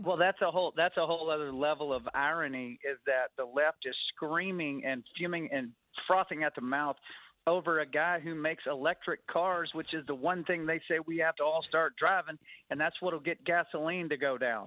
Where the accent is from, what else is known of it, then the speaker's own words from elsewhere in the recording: Texas, United States; moved away; I'm a Texan originally